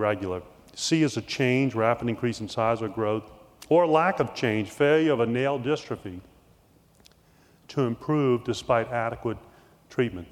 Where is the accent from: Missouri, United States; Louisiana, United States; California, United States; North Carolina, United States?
Louisiana, United States; New Orleans; I grew up in New Orleans